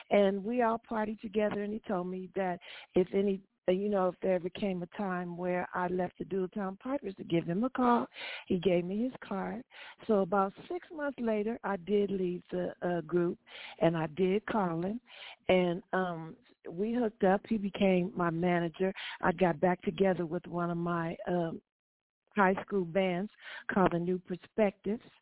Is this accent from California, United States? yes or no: yes; Los Angeles, California, United States; born or raised there